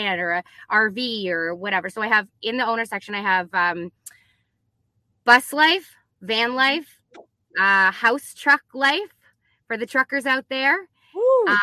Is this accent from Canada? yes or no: yes; Canada; I'm Canadian